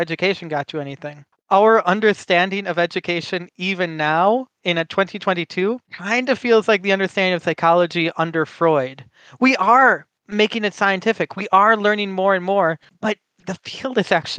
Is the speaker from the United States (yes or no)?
yes; Midwestern United States, United States; first language English; I was born and raised in the Midwestern United States.